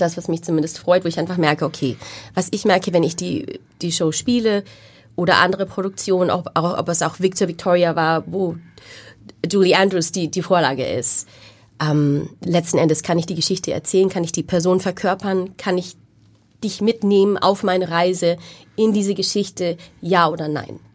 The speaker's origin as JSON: {"language": "German", "town": "Wunsiedel", "region": "Bavaria", "country": "Germany", "tie": "born or raised there", "moved": "yes", "said": "Ich bin dort aufgewachsen und dort zur Schule gegangen"}